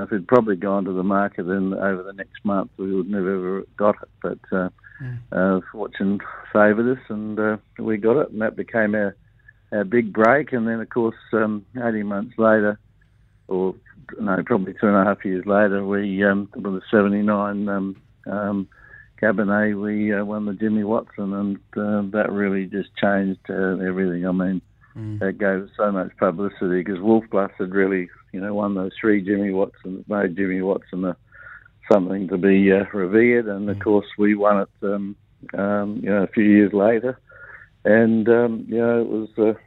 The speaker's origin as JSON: {"language": "English", "town": "Lyndoch", "region": "South Australia", "country": "Australia", "tie": "born or raised there", "said": "being a Brosser boy, and I used to play cricket on weekends from my hometown of Lindock"}